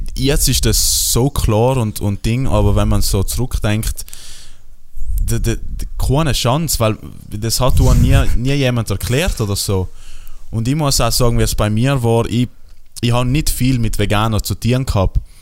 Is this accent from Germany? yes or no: no; South Tyrol, Trentino-Alto Adige, Italy